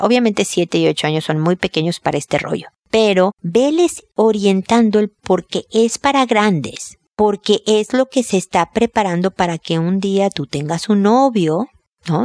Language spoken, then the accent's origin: Spanish; Mexico; moved away as an adult; now in Chile; soy mexicana, llegué a Chile a vivir hace muchos años